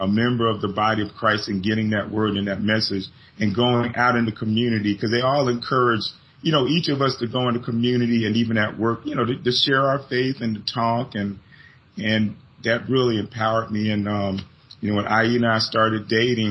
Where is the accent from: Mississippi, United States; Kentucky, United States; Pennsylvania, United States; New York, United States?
Pennsylvania, United States; Philadelphia; moved away as an adult; also born or lived in Palatka, Florida; now in Jacksonville, United States; I'm originally from Philly